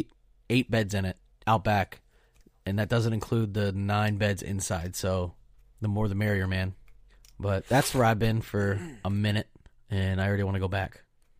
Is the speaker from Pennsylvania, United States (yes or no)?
yes; Pennsylvania, United States; All right, so everybody knows I'm from